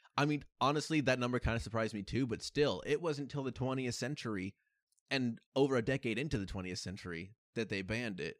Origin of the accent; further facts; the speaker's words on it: United States; growing up in America